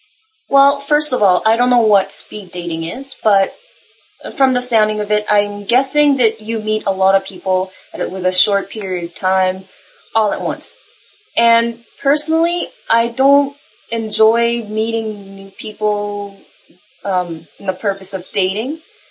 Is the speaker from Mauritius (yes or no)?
no; Japan; I'm from Japan.